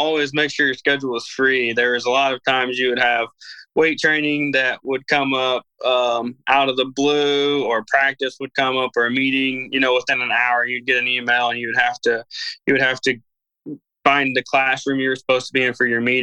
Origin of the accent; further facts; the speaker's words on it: Bowling Green, Missouri, United States; I grew up in Bowling Green, Missouri. So we're just a small rural area